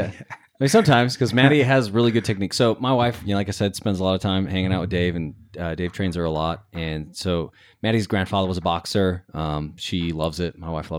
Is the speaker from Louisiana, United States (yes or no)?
no; Roy, Utah, United States; I grew up in Roy.